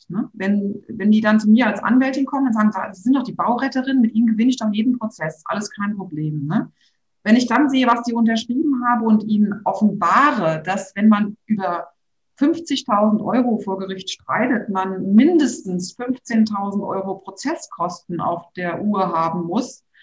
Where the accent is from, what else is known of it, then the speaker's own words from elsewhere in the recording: Rhineland-Palatinate, Germany; Rheinhessen und ich weiß, ich, ich kenne hier so viele Grundstücke, die tatsächlich noch zu erwerben sind.